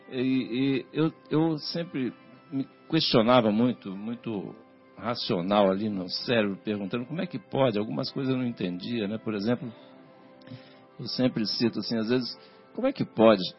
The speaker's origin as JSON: {"language": "Portuguese", "town": "Natividade", "region": "Rio de Janeiro", "country": "Brazil", "also_born_or_lived": "São Paulo", "moved": "yes", "lives_now": "Vinhedo, Brazil", "said": "vim de família católica, né? Inclusive eu sou Fluminense, lá do norte do estado do Rio. Lá... Campos? Natividade."}